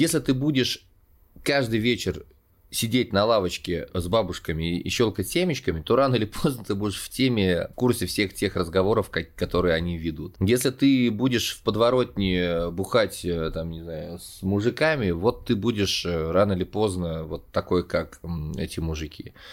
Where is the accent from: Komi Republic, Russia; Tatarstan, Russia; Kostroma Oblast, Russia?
Kostroma Oblast, Russia; Kostroma; also born or lived in Saint Petersburg / Kazan / Spain; now in Moscow, Russia; из Костромы в Санкт-Петербург, потом пожил в Казани, в Испании, как я шучу, и вот, наконец-таки, я стал коренным москвичом.